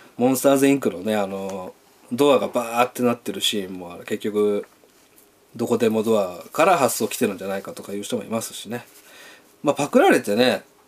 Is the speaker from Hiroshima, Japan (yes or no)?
yes; Hiroshima, Japan; 僕はあの広島出身なんで